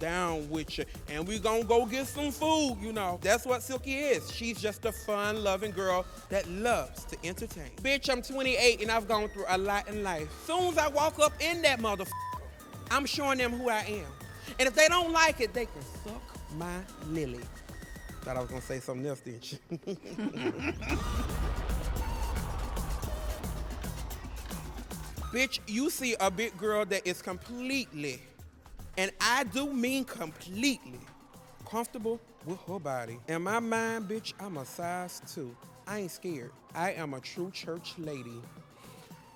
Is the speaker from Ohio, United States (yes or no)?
no; Mississippi, United States; now in Chicago, United States; I was born and raised in Mossport, Mississippi, but now, bitch, I live in Chicago